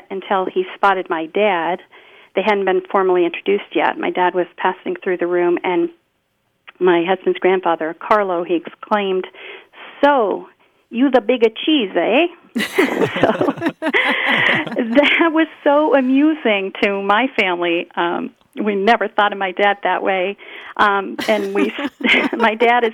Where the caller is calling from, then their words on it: Wilder, Vermont, United States; I'm calling from Wilder, Vermont